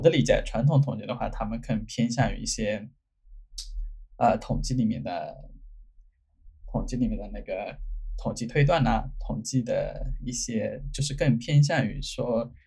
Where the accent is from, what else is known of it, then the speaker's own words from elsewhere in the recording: China; now in United States; 我们中国人可能会是，会，会被这个就是中国的文字会影响